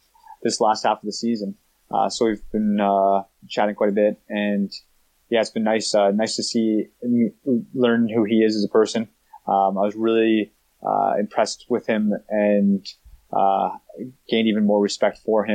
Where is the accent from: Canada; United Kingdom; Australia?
Canada; Being Canadian